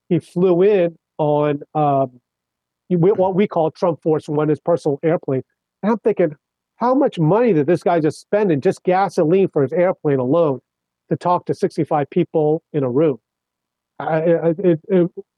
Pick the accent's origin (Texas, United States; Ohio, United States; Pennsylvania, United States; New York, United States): New York, United States; Kings Park; also born or lived in Brooklyn, New York; grew up on Long Island. So I was in Suffolk County